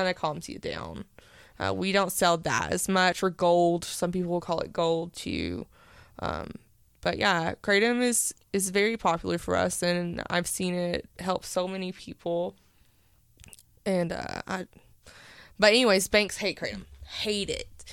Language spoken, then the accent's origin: English; Powell, Tennessee, United States; I grew up in Powell my whole life